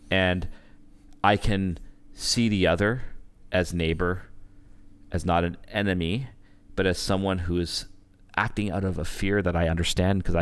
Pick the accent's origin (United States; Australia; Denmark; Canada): Canada; I'm Canadian.